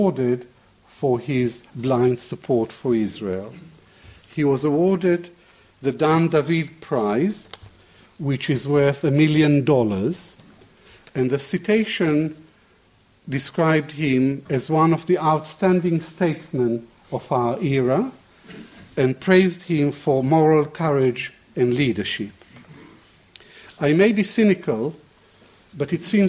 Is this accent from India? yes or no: no; Baghdad, Baghdad Governorate, Iraq; moved away; Baghdad is my hometown